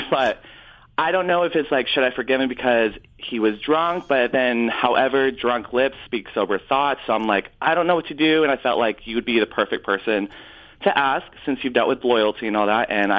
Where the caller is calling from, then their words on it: Torrance, California, United States; Hey, I'm calling from Torrance, California.